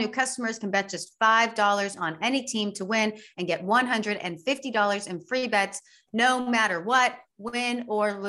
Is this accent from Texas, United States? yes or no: yes; Texas, United States; we're from Texas.